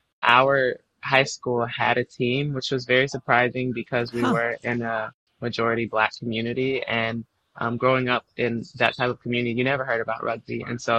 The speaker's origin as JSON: {"language": "English", "town": "Charlotte", "region": "North Carolina", "country": "United States", "tie": "born or raised there", "said": "eventually settled in Charlotte, North Carolina, once my parents had a divorce. And so from there, I was raised in Charlotte and then attended UNC Chapel Hill. So spent a lot of my growing up years in North Carolina."}